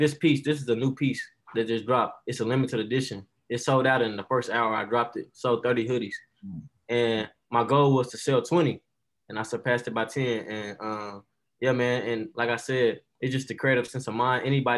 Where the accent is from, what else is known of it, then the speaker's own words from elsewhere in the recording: Dallas, Texas, United States; also born or lived in Nashville; Actually, I'm from Dallas, Texas, but I have moved around. I lived in Nashville, Tennessee for a minute for 8 years, and then I moved back to Dallas to finish up high schoo